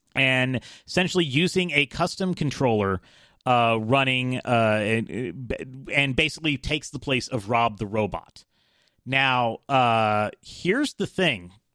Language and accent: English; Atlanta, Georgia, United States; I'm from Atlanta